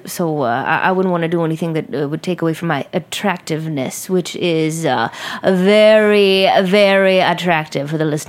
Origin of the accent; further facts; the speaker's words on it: Brooklyn, New York, United States; I was brought up right here in Brooklyn.